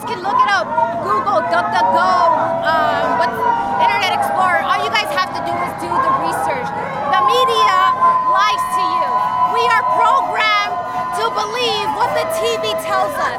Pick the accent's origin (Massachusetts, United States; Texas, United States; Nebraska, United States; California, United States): California, United States; Los Angeles; I'm a patriot from Los Angeles.